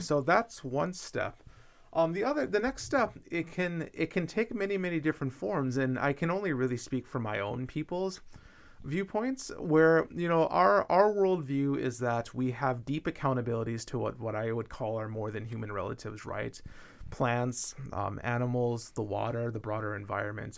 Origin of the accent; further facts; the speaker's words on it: Minnesota, United States; my home state of Minnesota